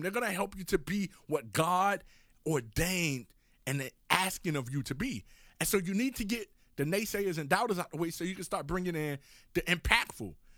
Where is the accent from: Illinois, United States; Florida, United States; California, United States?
Florida, United States; Miami; moved away as an adult; also born or lived in Oklahoma City; growing up in Miami, Florida, I'm going off to college, living in Oklahoma City